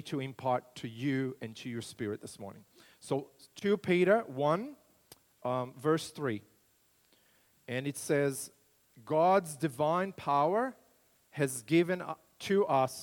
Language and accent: English; Brazil; moved away as an adult; also born or lived in United States / Launceston, Australia; now in Australia; I grew up in Brazil, in central Brasil, right in the heart of the country, near Brasilia, the capital city, in a farming community